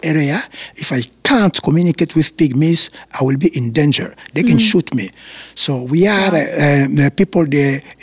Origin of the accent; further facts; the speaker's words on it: Kinshasa, DR Congo; moved away; I was born in Kinshasa